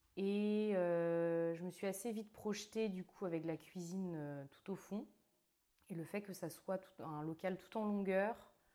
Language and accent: French; Brittany, France; moved away as an adult; also born or lived in Australia / Mauritius; now in Bordeaux, France; je viens de Bretagne où je suis née